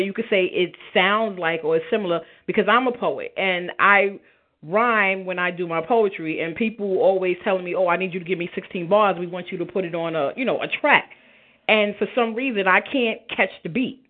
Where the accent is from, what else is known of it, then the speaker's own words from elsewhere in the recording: New York City, New York, United States; I'm from Brownsville, born and raised